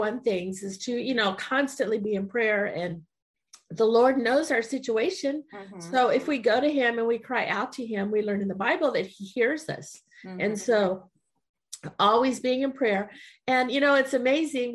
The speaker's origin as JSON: {"language": "English", "town": "Weslaco", "region": "Texas", "country": "United States", "tie": "born or raised there", "said": "my childhood growing up in Weslaco"}